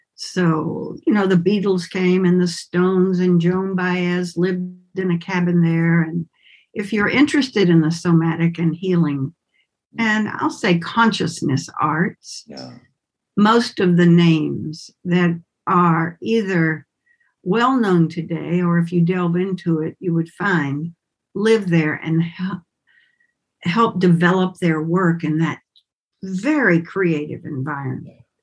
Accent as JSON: {"language": "English", "town": "Winston-Salem", "region": "North Carolina", "country": "United States", "tie": "born or raised there", "also_born_or_lived": "Bali", "accent": "southern", "moved": "yes", "said": "I grew up in Winston-Salem, North Carolina"}